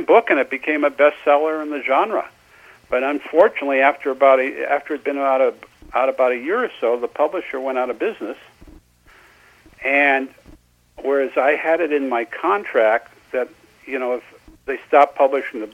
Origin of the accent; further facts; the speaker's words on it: Seattle, Washington, United States; moved away as an adult; also born or lived in Los Angeles; I'm originally from Seattle